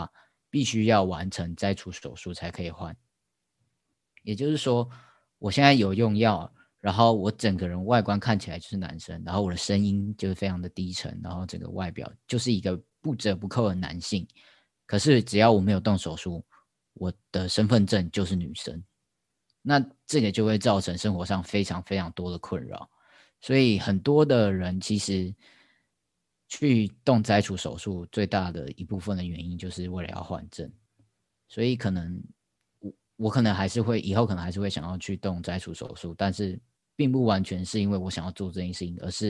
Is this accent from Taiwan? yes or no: yes; Taoyuan, Taiwan; moved away as an adult; now in Taipei, Taiwan; 我老家在桃园。